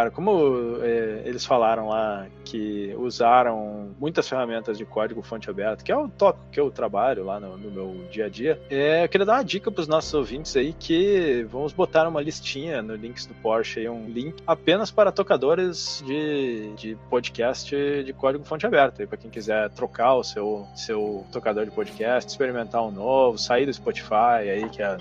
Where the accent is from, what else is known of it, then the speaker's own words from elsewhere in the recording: Rio Grande do Sul, Brazil; pode falar no plural, que a gente é gaúcho. Quando é plural, a gente fala no singular.